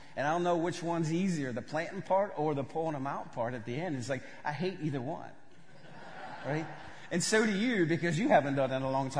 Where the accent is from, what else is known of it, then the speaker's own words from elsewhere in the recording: Georgia, United States; I grew up in West Georgia. Before I moved to Russia, I thought potatoes grew on a bush.